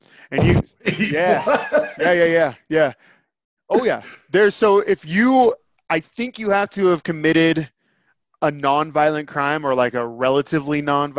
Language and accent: English; San Francisco, California, United States; also born or lived in Montana; And around here, I have to keep quiet the fact that I'm from San Francisco.